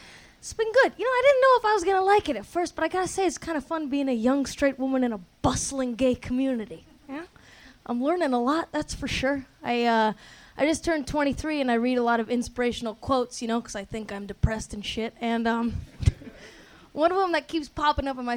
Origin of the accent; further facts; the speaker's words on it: Portland, Oregon, United States; also born or lived in Brentwood, Los Angeles; now in West Hollywood, United States; I'm from Portland, Oregon